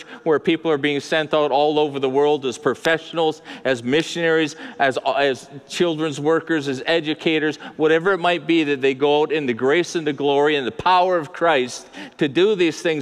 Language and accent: English; Abbotsford, British Columbia, Canada; I'm from Mennonite Central called Abbotsford. And when I grew up, the Mennonites ran Clearbrook and we ran the rest of the city